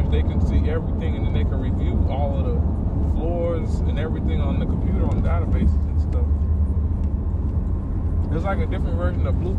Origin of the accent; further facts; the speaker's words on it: Florida, United States; I'm from Florida